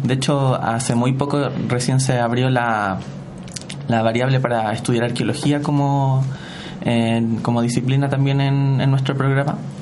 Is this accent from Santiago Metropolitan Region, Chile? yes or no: yes; Santiago, Santiago Metropolitan Region, Chile; soy de Santiago, vivo en la comuna de Ñuñoa.